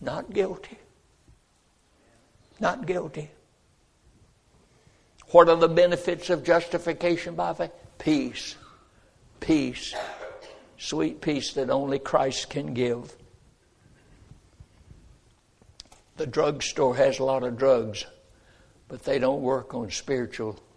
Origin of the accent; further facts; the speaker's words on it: North Carolina, United States; born in North Carolina